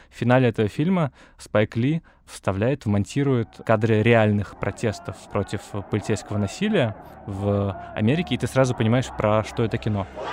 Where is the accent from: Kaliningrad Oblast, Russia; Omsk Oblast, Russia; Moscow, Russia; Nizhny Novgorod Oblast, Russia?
Moscow, Russia; я родился и вырос в Москве